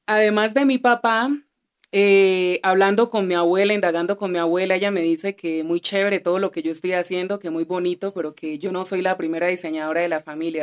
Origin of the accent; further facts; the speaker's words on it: Colombia; aunque nací en Colombia, hablo español, soy de acá